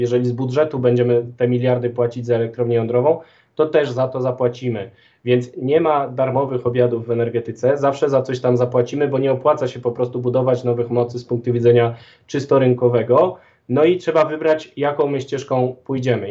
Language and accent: Polish; Galicia, Poland; jestem z Galicji